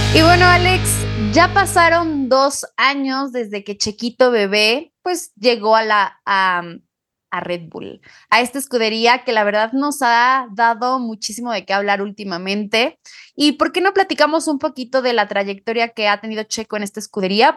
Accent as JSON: {"language": "Spanish", "town": "Pachuca", "region": "Hidalgo", "country": "Mexico", "moved": "yes", "said": "en Pachuca, el hermosísimo lugar de donde soy"}